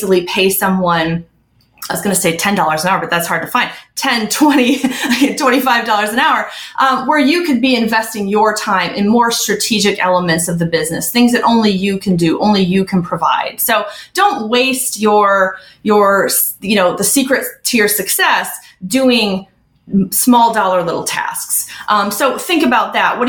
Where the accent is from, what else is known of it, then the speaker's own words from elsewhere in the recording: Midwest, United States; I'm originally from the Midwest